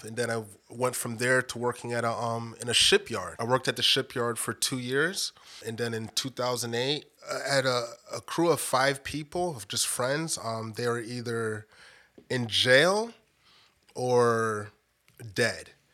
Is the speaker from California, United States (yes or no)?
no; Bridgeport, Connecticut, United States; moved away as an adult; also born or lived in Roswell, Georgia; now in Georgia, United States; growing up in Bridgeport, Connecticut